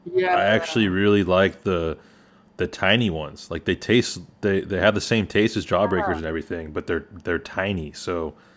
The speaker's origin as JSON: {"language": "English", "country": "Australia", "said": "I'm from Australia."}